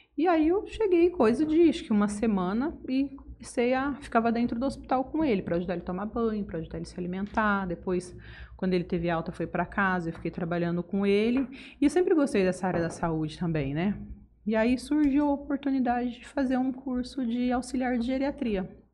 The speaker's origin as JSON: {"language": "Portuguese", "town": "Votuporanga", "region": "São Paulo", "country": "Brazil", "tie": "born or raised there", "also_born_or_lived": "Ariquemes, Rondônia", "moved": "as an adult", "lives_now": "Jales, Brazil", "said": "Rondônia com 4 anos para Votuporanga e Votuporanga fiquei até os 21"}